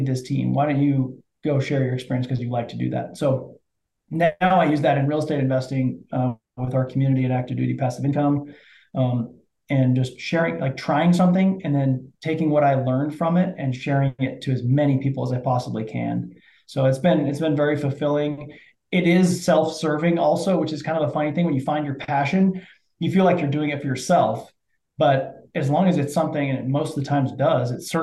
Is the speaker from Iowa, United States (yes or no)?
yes; Iowa, United States; I grew up in the Midwest in Iowa and was raised in the cornfields